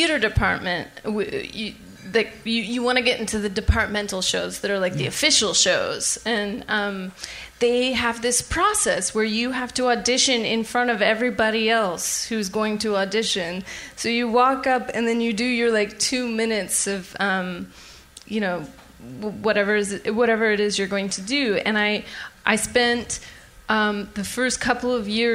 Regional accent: Sacramento, California, United States; moved away; I grew up in Sacramento, which is like in some ways a small town.

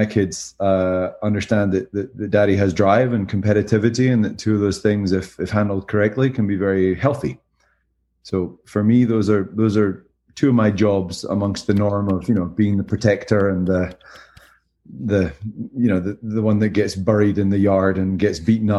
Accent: California, United States; now in Greenville, United States; We're in Greenville from Southern California.

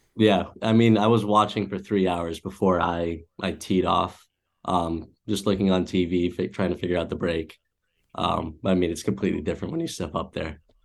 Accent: Massachusetts, United States; born or raised there; also born or lived in Cleveland, Ohio

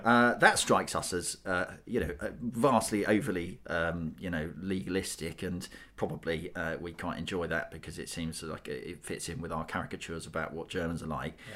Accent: United Kingdom; we're, we're British

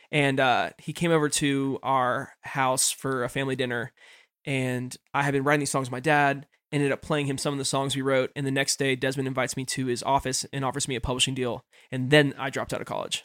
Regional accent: Nashville, Tennessee, United States; moved away as an adult; also born or lived in Florida; growing up in Nashville.

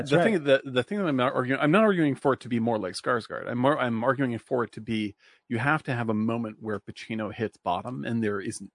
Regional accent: Louisiana, United States; Also, I'm from Louisiana.

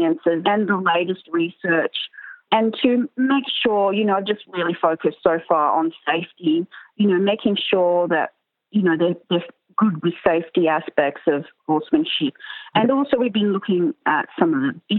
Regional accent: Canberra, Australian Capital Territory, Australia; I grew up in Canberra and we all had high school friends had horses.

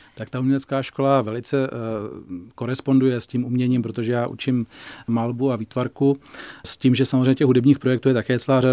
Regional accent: Volary, South Bohemian Region, Czechia; also born or lived in Prachatice / Šumava; já jsem z Volár, chodil jsem v Prachaticích na gymnázium

